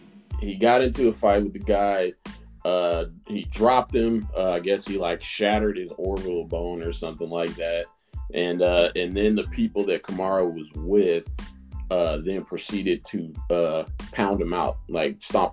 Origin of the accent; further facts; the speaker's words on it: Las Vegas, Nevada, United States; being born and raised in Las Vegas